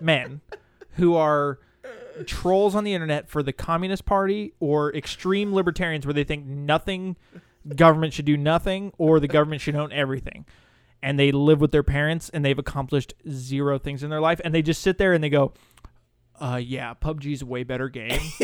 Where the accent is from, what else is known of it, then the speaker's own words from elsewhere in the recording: Montana, United States; moved away; my hometown